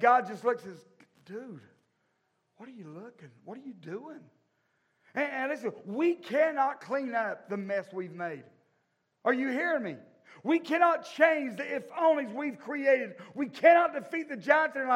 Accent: the South, United States; I grew up in the South, born and raised in this place.

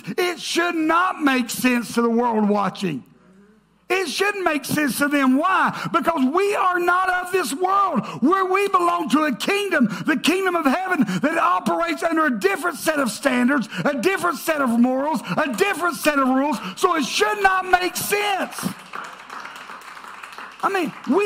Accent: the South, United States; I grew up in the South

